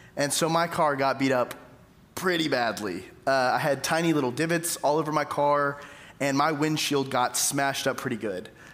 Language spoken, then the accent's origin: English; Tyler, Texas, United States; moved away as an adult; also born or lived in Jackson; East Texas, where I'm from. I'm from Tyler